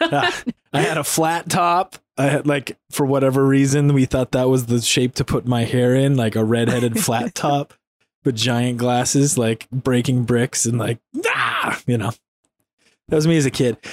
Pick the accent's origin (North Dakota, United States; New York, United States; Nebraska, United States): North Dakota, United States; I grew up in North Dakota